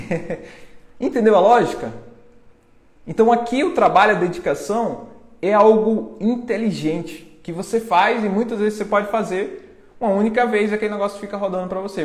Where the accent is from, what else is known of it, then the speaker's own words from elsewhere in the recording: interior of Bahia, Brazil; eu sou lá do interior, né? Interior que tem 10 mil habitantes, interior da Bahia